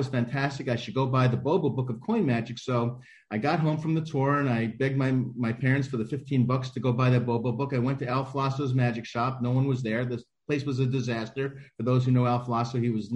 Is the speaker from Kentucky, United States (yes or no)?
no; New York City, New York, United States; also born or lived in Italy; I grew up in the Bronx, the part that's still standing, and still live here in New York City